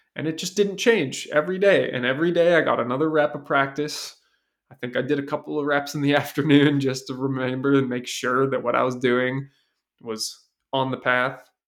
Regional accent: Seattle, Washington, United States; I was raised in Seattle

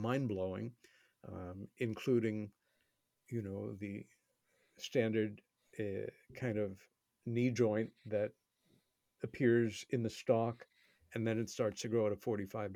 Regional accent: New York City, New York, United States; my hometown, New York City

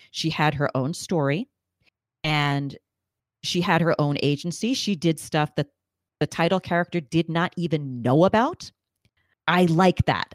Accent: New York, United States; I'm a native New Yorker

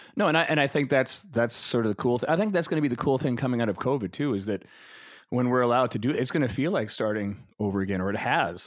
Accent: Calgary, Alberta, Canada; also born or lived in Vancouver; I grew up in Calgary, I was there since

